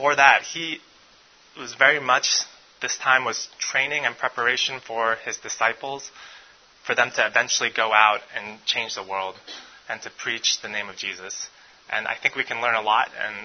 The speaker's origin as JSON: {"language": "English", "region": "New York", "country": "United States", "also_born_or_lived": "Korea", "moved": "as an adult", "lives_now": "Memphis, United States", "said": "I'm originally from New York. When people ask me where I'm from, I say I'm from New York, and then I say, and Korea"}